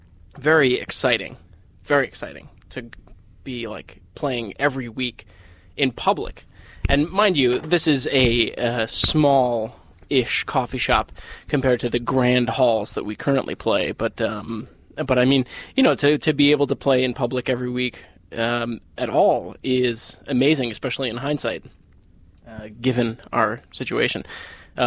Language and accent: English; Vermont, United States; moved away; I was from Vermont